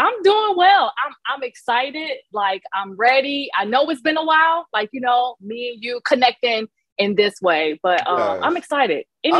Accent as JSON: {"language": "English", "town": "Chicago", "region": "Illinois", "country": "United States", "tie": "born or raised there", "also_born_or_lived": "Romeoville, Illinois", "said": "I was born and raised in Chicago, but like you said, not to protect our identity. I feel like I do express that I'm located in a smaller town outside of Chicago. It's about 45 minutes to an hour outside of the heart of the city."}